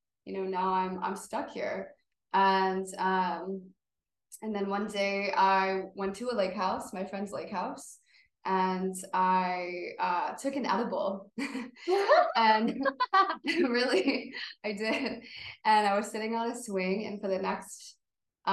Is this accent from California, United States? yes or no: no; Buffalo, New York, United States; I grew up in Buffalo